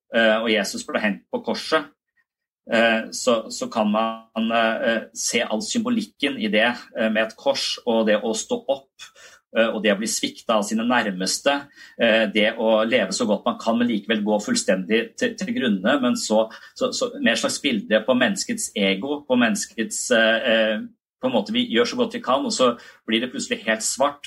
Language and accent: Norwegian; Tønsberg, Vestfold, Norway; now in Kristiansand, Norway; jeg er fra Tønsberg, og så flytta jeg til Kristiansand